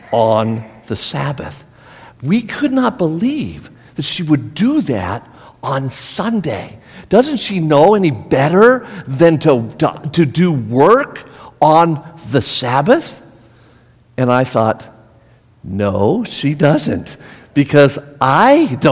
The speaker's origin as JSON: {"language": "English", "town": "Las Vegas", "region": "Nevada", "country": "United States", "tie": "born or raised there", "also_born_or_lived": "Lynchburg, Virginia / Burlington, North Carolina", "said": "I was born and raised here in Las Vegas"}